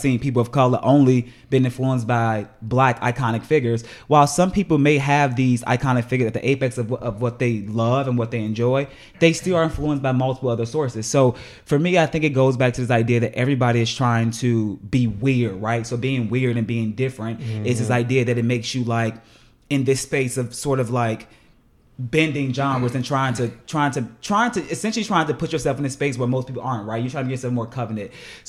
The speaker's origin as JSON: {"language": "English", "town": "Chicago", "region": "Illinois", "country": "United States", "said": "I'm not only am I gay, but like I'm black and I'm from the South Side of Chicago."}